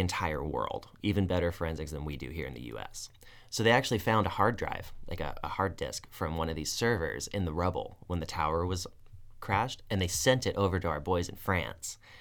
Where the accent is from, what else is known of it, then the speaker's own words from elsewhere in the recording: United States; as an American citizen who's never been in the military